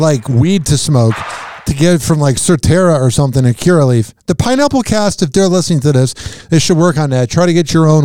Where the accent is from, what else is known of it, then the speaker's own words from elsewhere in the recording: Chicago, Illinois, United States; moved away; I'm from Chicago